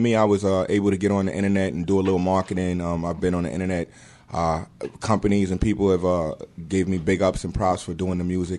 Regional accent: New York City, New York, United States; now in Elmira, United States; Originally, I'm from Brooklyn. I live upstate, Elmira, New York, in the building.

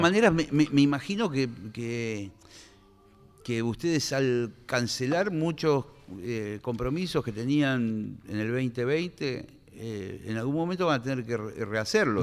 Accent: Argentina; yo, como siempre como argentino

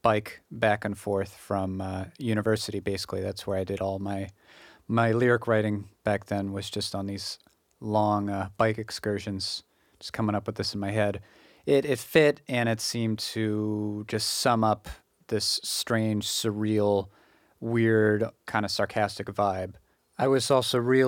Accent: United States; also born or lived in Japan; settle back into my hometown area

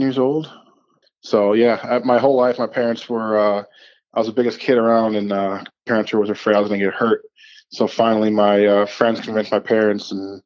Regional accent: Wisconsin, United States; also born or lived in Chicago, Illinois; after Chicago, I moved to Wisconsin, just outside of Minneapolis, St. Paul area

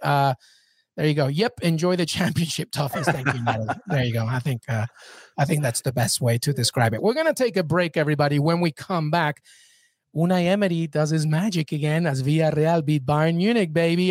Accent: England, United Kingdom; I grew up in England. I know England like the back of my hand

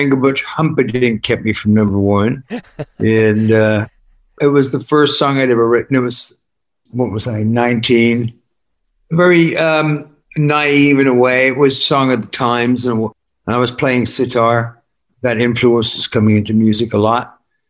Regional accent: Worcester, West Midlands, United Kingdom; I'm from Worcester. Yeah. I'm just, you know, running around in farmland.

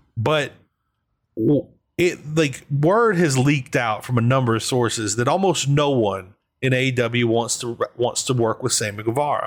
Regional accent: New Orleans, Louisiana, United States; I'm from New Orleans

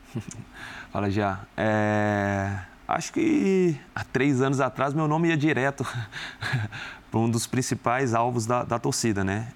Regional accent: Minas Gerais, Brazil; moved away as an adult; now in São Paulo, Brazil; como um bom mineiro

